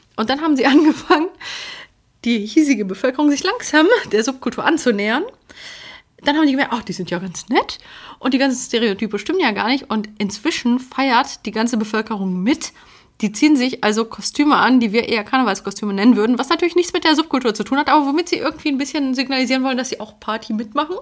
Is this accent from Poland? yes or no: yes; Poland; moved away; ich bin ja aus Polen